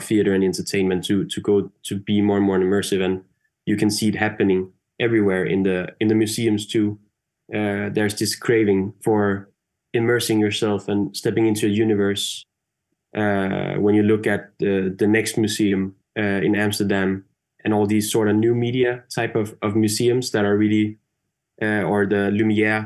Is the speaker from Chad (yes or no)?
no; Denmark; I'm from Denmark, and I remember growing up in school, like in Denmark